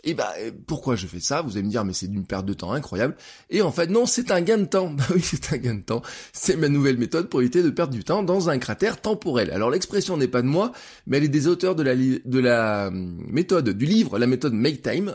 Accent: France; en tant que citoyen, en tant que français

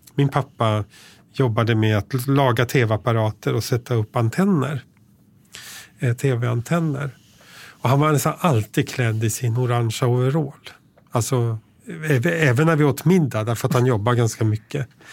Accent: Tyresö, Stockholm County, Sweden; moved away; jag växte upp i Tyresö utanför Stockholm

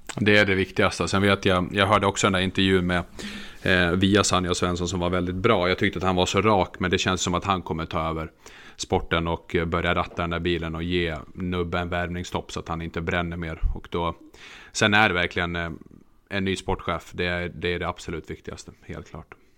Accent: Örnsköldsvik, Västernorrland County, Sweden; now in southern Sweden; jag är faktiskt född i Övik

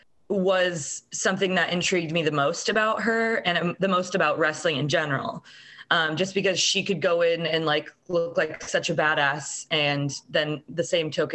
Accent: Altoona, Iowa, United States; my hometown of Altoona, Iowa

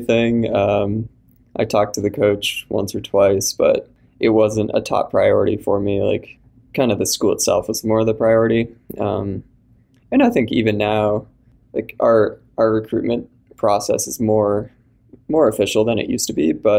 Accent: Minneapolis, Minnesota, United States; I'm from Minneapolis originally

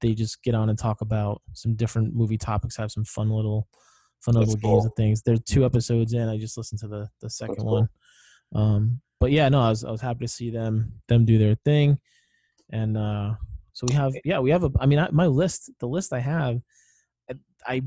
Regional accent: New England, United States; I'm from New England

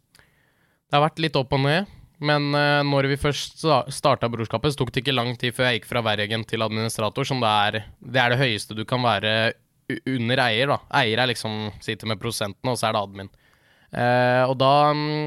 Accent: Leirsund, Akershus, Norway; Jeg er fra Leirsund, rett utenfor Lillestrøm

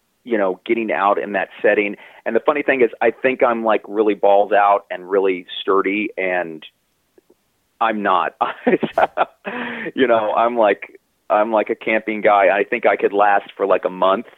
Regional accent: Baltimore, Maryland, United States; I grew up in Baltimore City

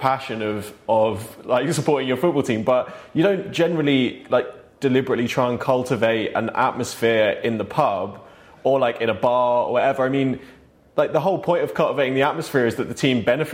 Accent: United Kingdom; I'm British

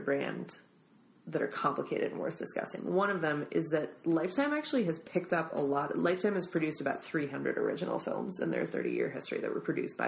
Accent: Minnesota, United States; now in San Francisco, United States; my home state of Minnesota

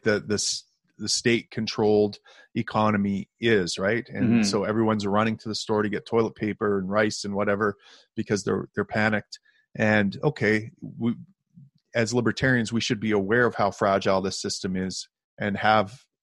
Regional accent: Canada; I, as a Canadian

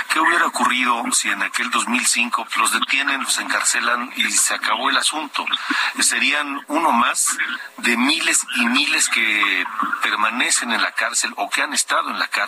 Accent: Mexico; como mexicanos

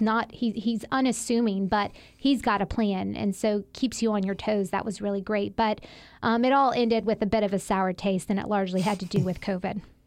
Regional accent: Mississippi, United States; accent: Southern; moved away as an adult; also born or lived in Washington, D.C.; I'm from there. I grew up there, went to elementary school, middle school

